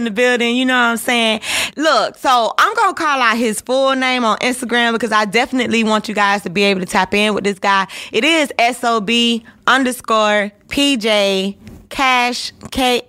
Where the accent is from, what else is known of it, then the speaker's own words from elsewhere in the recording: Georgia, United States; I'm from the 229